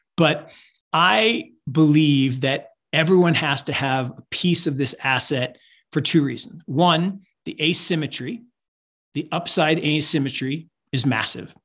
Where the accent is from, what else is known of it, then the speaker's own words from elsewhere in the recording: Seattle, Washington, United States; I grew up in Seattle